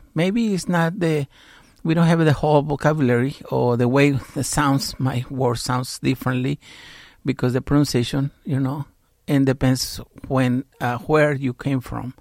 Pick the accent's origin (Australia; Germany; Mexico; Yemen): Mexico; now in United States; I grew up in Mexico with my father, who was American citizen